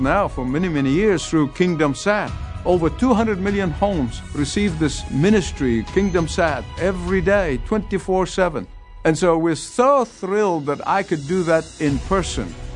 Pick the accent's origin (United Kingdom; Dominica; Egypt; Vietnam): Egypt; moved away; go back to my home country, to Egypt